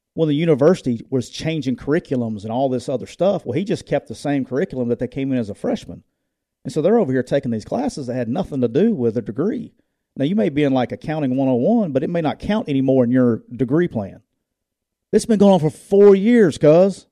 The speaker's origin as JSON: {"language": "English", "town": "Jacksonville", "region": "Alabama", "country": "United States", "tie": "born or raised there", "said": "That's my hometown, too, so I got all kinds of love for Jacksonville State, but it's my hometown"}